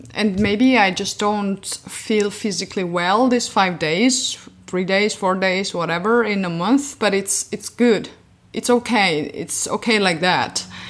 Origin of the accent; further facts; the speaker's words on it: Georgia; moved away as an adult; now in Berlin, Germany; originally I'm from Georgia, but I've been living in Berlin since eight years already